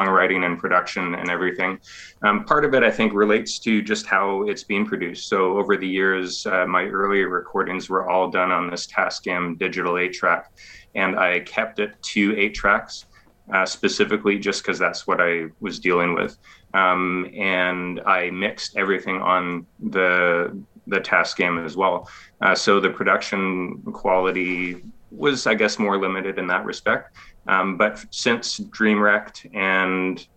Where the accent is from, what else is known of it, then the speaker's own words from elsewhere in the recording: Ontario, Canada; moved away as an adult; I'm originally from Ontario, but I've been in the province here for almost 5 years now.